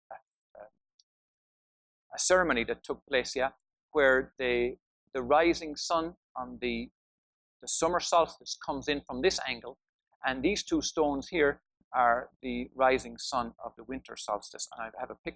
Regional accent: Tipperary, Munster, Ireland; also born or lived in County Wicklow; it's where all my family come from, even though I was born in Tipperary

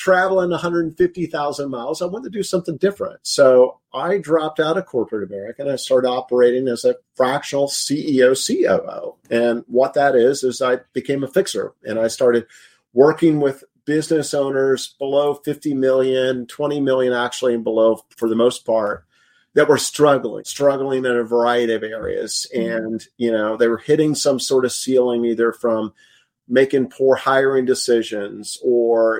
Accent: Indiana, United States; I grew up in Indiana and grew up in an entrepreneur environment and family

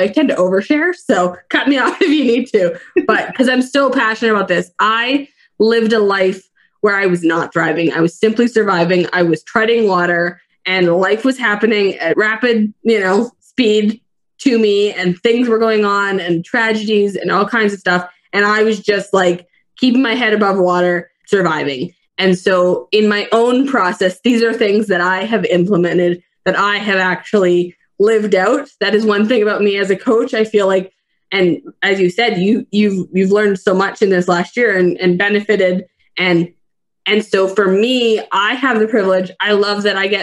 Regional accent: Fernie, British Columbia, Canada; I live in beautiful Fernie, British Columbia, Canada

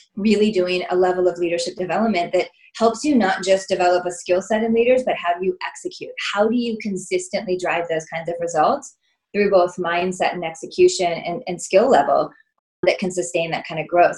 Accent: Illinois, United States; moved away as an adult; also born or lived in Southern California; I was from Illinois

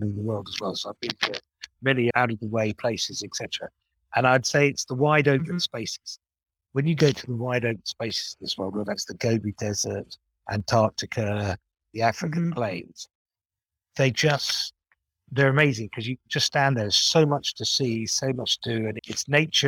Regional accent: United Kingdom; also born or lived in Japan; I'm British

